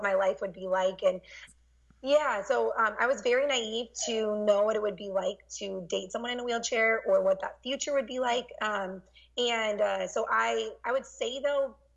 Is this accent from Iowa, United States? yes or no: yes; Iowa, United States; I grew up in Iowa